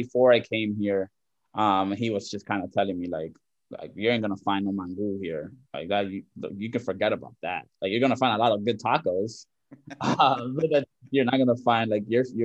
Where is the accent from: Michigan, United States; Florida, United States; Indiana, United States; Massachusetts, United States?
Florida, United States; Miami; moved away as an adult; also born or lived in Dominican Republic (ancestry); now in Los Angeles, United States; back home, it's just, like, Dominicans, Puerto Ricans, a lot of Cubans in Miami, Venezuelans, Colombians